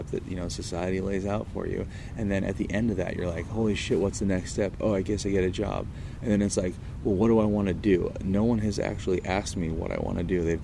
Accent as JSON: {"language": "English", "town": "Irvine", "region": "California", "country": "United States", "tie": "born or raised there", "said": "growing up in Irvine without money."}